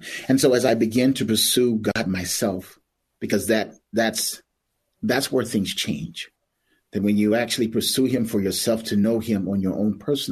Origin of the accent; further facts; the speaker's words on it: Tulsa, Oklahoma, United States; growing up in Tulsa's a very small, it was a very small town at that time